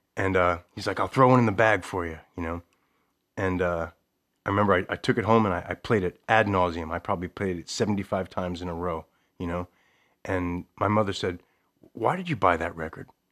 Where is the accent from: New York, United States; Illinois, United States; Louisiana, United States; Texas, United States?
New York, United States; Levittown; moved away as an adult; now in Connecticut, United States; I grew up in Levittown, New York